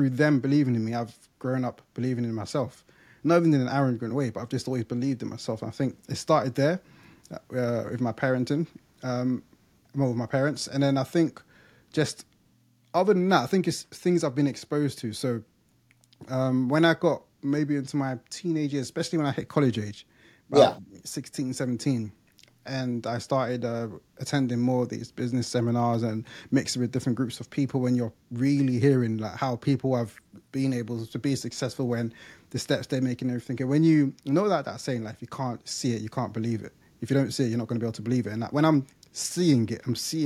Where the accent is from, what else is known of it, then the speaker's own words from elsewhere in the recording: London, United Kingdom; moved away as an adult; now in Essex, United Kingdom; from East London, I grew up in Leytonstone.